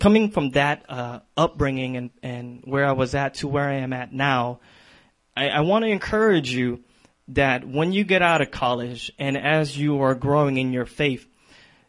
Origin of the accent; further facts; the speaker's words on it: San Diego, California, United States; now in Minneapolis, United States; I'm originally from San Diego